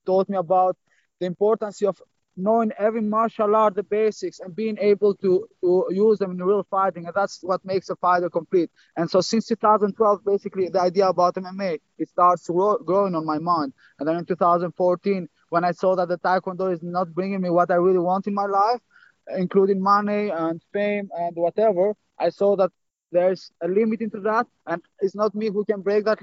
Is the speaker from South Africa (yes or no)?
no; Albania; also born or lived in Greece; now in Netherlands; I was born and raised in Albania, and then I moved to Greece